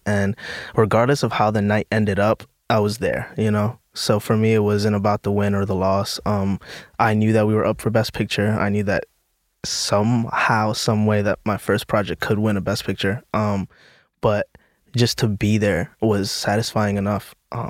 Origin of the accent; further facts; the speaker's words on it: New York City, New York, United States; Yeah, I grew up in the Bronx.